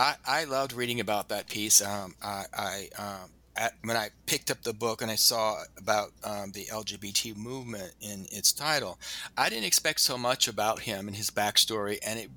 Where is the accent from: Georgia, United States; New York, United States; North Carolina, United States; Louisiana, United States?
Louisiana, United States; The other people who had double lives in my hometown in Louisiana.